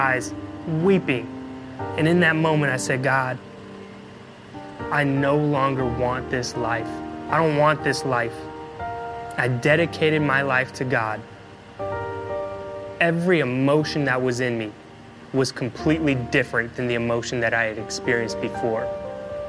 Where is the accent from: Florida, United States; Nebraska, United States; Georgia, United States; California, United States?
California, United States; Oakland; We grew up in the Bay Area, right there at East Oakland